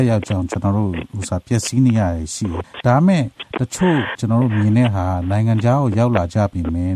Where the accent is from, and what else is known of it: Myanmar; moved away